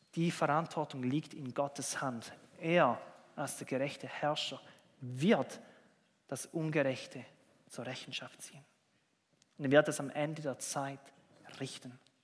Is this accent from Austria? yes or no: no; Switzerland; bei uns in der Schweiz